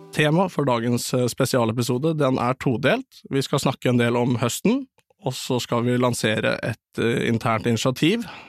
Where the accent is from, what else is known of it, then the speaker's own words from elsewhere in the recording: Eastern Norway, Norway; Jeg er jo en østlending